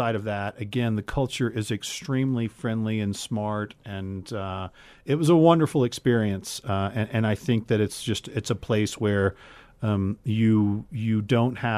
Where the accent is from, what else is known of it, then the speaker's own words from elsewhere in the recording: United States; being an American